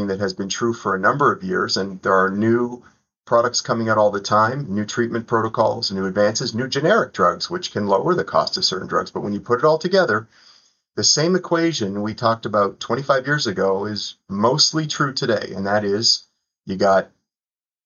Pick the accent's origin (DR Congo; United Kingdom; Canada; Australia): Canada; Toronto, Ontario; moved away as an adult; also born or lived in Southeastern United States; now in United States; Toronto where I grew up